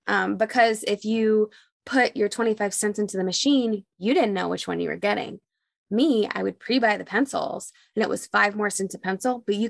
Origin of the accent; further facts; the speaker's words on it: Dallas, Texas, United States; There was this place growing up in Dallas called Fun Fest